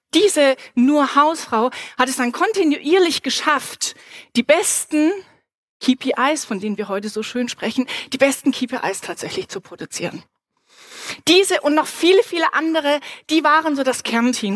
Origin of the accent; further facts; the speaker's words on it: Reutlingen, Baden-Württemberg, Germany; moved away; ich bin ganz in der Nähe aufgewachsen und zwar in Reutlingen